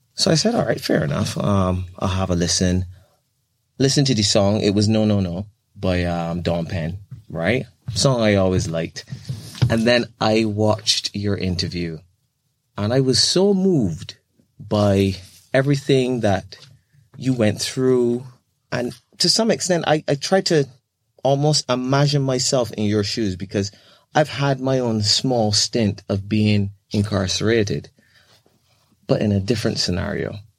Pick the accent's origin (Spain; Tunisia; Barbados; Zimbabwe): Barbados; now in United Kingdom; I'm from Barbados, that tiny little country